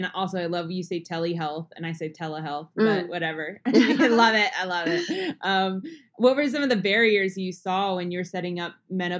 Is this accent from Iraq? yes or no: no; New Jersey, United States; now in Texas, United States; I'm from New Jersey. It's a kind of like northeast. It's near New York City.